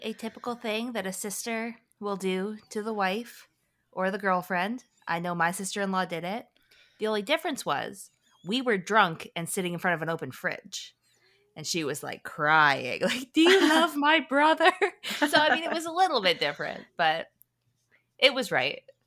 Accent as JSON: {"language": "English", "country": "Canada", "said": "We're Canadian"}